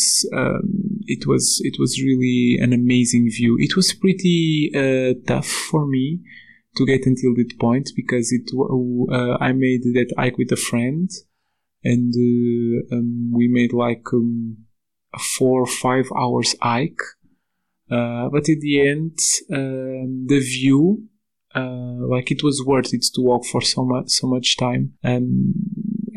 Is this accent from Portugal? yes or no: yes; Portugal; moved away as an adult; now in Slovakia; I am originally from Portugal